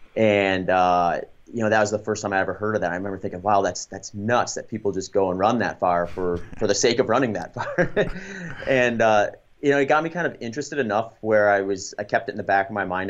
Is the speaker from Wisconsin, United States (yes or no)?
yes; Baraboo, Wisconsin, United States; moved away as an adult; also born or lived in New Ulm, Minnesota / Grand Island, Nebraska; we moved to Baraboo, Wisconsin when I was going into third grade. So most of my life, actually, I spent in, in the Midwest in Wisconsin, and I went to middle school, high school there, college there